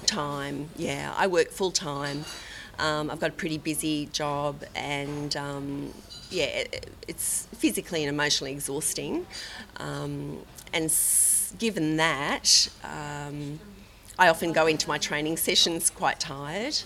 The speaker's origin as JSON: {"language": "English", "town": "Sydney", "region": "New South Wales", "country": "Australia", "said": "I'm from Bondi, Sydney, Australia."}